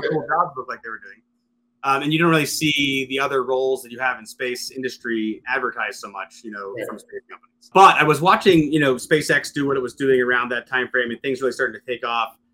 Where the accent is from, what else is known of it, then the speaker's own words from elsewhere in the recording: Western Pennsylvania, United States; moved away; I originally come from, from Western Pennsylvania